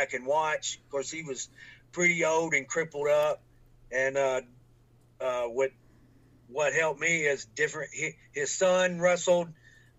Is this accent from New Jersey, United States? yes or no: no; Franklin, Kentucky, United States; born or raised there